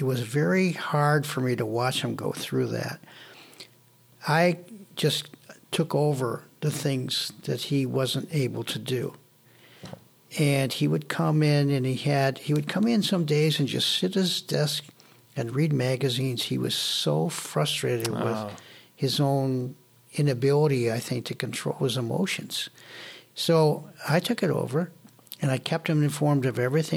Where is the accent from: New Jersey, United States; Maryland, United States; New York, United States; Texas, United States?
New York, United States; Buffalo; also born or lived in Syracuse; I moved back from Syracuse to Buffalo